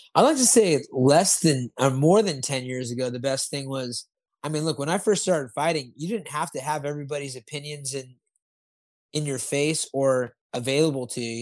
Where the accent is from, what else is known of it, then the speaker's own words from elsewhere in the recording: Santa Barbara, California, United States; I was born in Santa Barbara, so I'm a, I'm a SoCal guy also